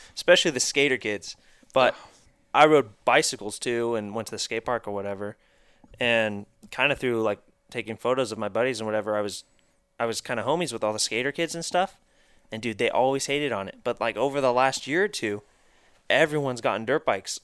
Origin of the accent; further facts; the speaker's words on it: Marietta, United States; also born or lived in Texas; I was born in Texas, and a couple years, I think when I was two, my parents moved out to Marietta before, like when this was all dirt still